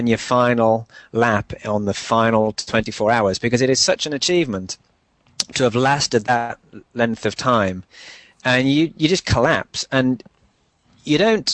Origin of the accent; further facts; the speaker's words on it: Newcastle upon Tyne, North East England, United Kingdom; my hometown, Newcastle